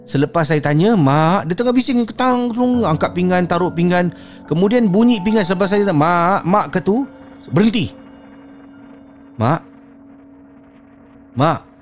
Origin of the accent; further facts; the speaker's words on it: Damansara, Selangor, Malaysia; Saya berasal daripada Damansara.